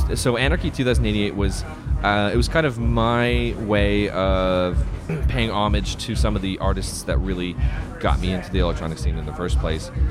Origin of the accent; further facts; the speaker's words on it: Calgary, Alberta, Canada; born and raised in Calgary, uh, proud Canadian